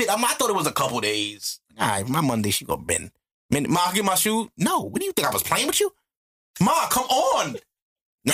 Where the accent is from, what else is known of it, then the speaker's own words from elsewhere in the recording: United States; I'm American